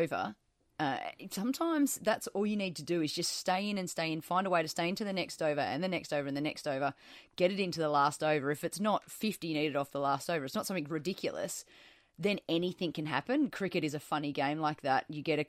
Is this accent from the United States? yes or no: no; New South Wales, Australia; I grew up in New South Wales